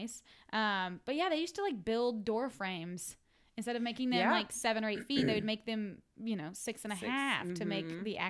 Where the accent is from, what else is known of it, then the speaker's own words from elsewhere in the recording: Arkansas, United States; No, Arkansas. My sister lived in Nashville for a long time, so I would go back and forth.